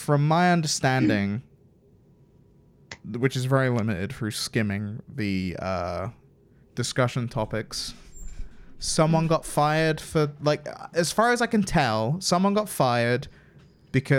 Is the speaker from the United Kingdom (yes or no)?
yes; England, United Kingdom; I'm English.